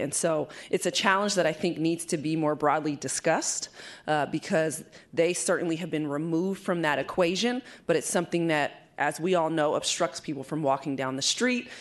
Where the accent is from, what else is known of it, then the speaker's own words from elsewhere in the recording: East Bay, California, United States; moved away as an adult; now in San Francisco, United States; I was born and raised in the East Bay